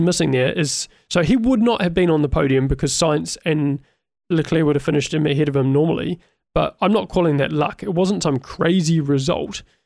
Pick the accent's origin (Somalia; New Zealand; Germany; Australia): New Zealand; I'm a Kiwi